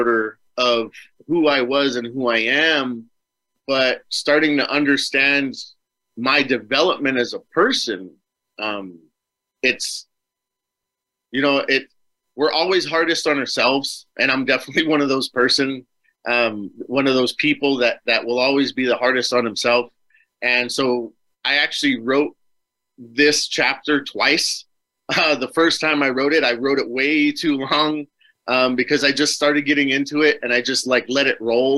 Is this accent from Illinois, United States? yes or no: no; Superior, Arizona, United States; I moved back to my hometown, so I'm back here now. It's called Superior